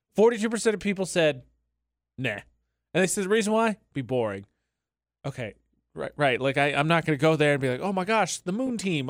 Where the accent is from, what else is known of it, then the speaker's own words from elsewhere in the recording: Indiana, United States; moved away; also born or lived in Utah; my home state of area code, which is seven six five